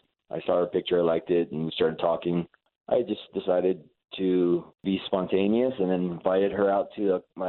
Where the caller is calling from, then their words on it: Tuscaloosa, Alabama, United States; I'm calling you from Tuscaloosa.